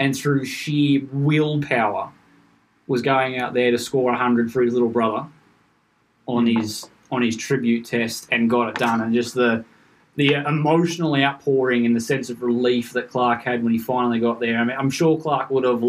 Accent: Australia; it was just this overwhelming feeling of relief for me as an Australian cricket fan

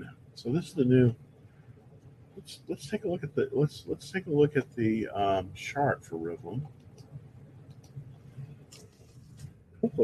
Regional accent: Bay Area, California, United States; moved away as an adult; also born or lived in Palo Alto; now in Texas, United States; I'm born and raised in the Bay Area, born in Palo Alto, actually. But I came here to Texas in 2006

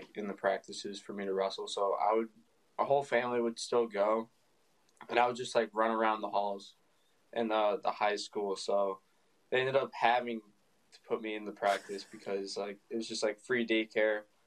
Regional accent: Chesterton, Indiana, United States; moved away as an adult; also born or lived in Illinois; I ended up transferring back to my hometown school in Chesterton

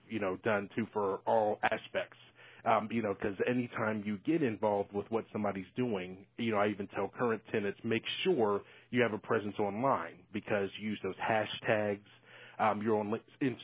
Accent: Columbus, Ohio, United States; I'm from Ohio, Columbus, Ohio

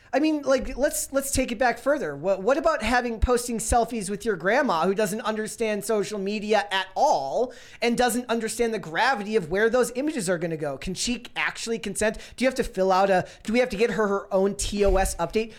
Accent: Minnesota, United States; growing up in Minnesota

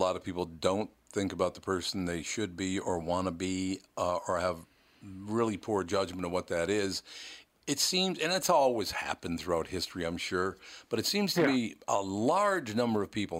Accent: Minneapolis, Minnesota, United States; when I was a young child, I grew up in North Minneapolis, a very poor kid.

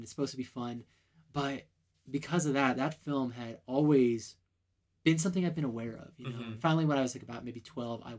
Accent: California, United States; now in Utah, United States; I'm originally from California

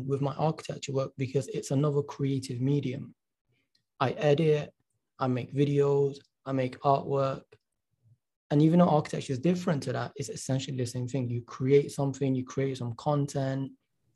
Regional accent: Manchester, North West England, United Kingdom; because I am from Manchester, England, you know, from the UK, Manchester, England

